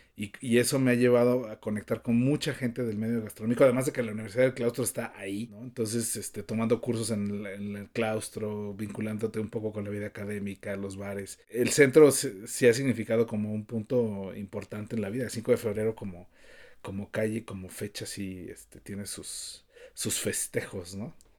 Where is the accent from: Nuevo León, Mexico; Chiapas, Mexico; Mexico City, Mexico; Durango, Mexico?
Mexico City, Mexico; soy el más chilango de todos los chilangos. Nací, crecí y moriré seguramente en la Ciudad de México.